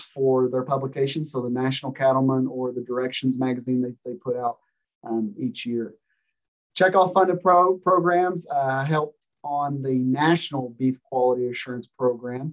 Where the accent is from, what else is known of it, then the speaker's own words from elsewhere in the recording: Tollesboro, Kentucky, United States; moved away as an adult; now in Nebraska, United States; I'm originally from Lewis County, Kentucky.